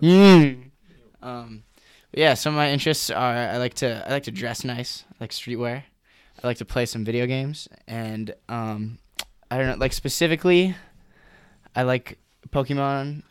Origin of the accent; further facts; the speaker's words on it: Western Wisconsin, United States; also born or lived in Eau Claire, Wisconsin; I grew up in Western Milwaukee. I moved here in two thousand ten